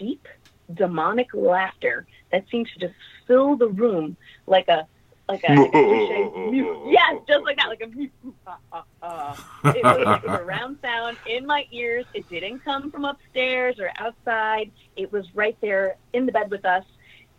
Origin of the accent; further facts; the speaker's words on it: New York City, New York, United States; I grew up in Queens, and the neighborhood I grew up in was called Ozone Park, Richmond Hill area.